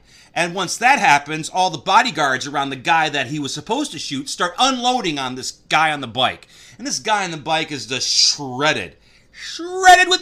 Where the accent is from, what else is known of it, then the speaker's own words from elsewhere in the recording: Michigan, United States; I am from Michigan, so I am familiar with Grosse Pointe